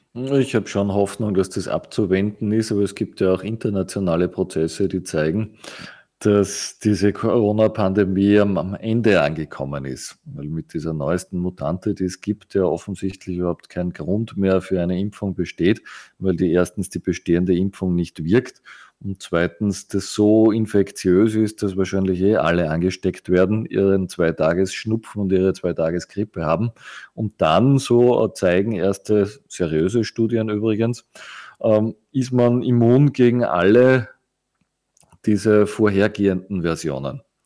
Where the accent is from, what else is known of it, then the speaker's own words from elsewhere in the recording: Austria; uns als Österreicher